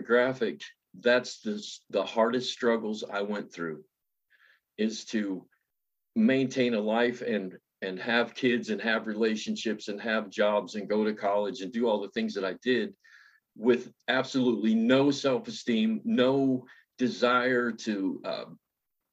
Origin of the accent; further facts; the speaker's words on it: West Virginia, United States; I was born in West Virginia, born into poverty and not really, you know, abject poverty, but more like Appalachian poverty, like hillbillies, and raised by my grandmother.